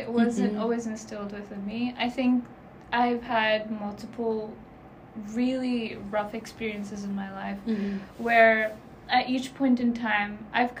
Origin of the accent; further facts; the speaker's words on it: Pakistan; And also, because I'm Pakistani, a big part of our culture is also our religion.